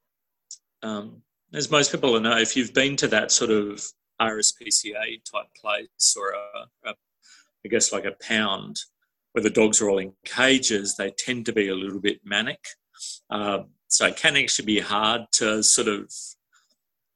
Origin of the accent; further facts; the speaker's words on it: New Zealand; now in Australia; I grew up in New Zealand and we always had dogs there